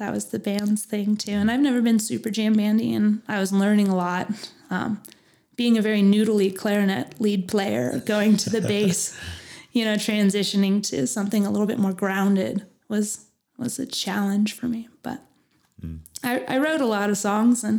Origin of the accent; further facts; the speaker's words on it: Phoenix, Arizona, United States; moved away as an adult; now in Flagstaff, United States; I grew up in Phoenix